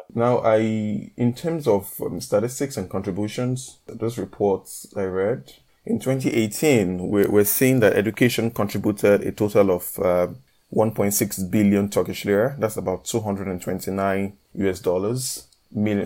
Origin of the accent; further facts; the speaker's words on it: Nigeria; moved away as an adult; now in Northern Cyprus; I am Nigerian